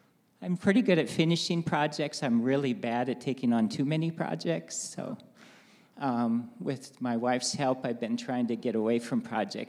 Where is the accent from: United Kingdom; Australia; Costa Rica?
Costa Rica; also born or lived in Navajo Nation, United States; Spent time growing up in Costa Rica, my wife in Japan a little bit, and we spent 10 years on the Navajo Nation raising our kids there.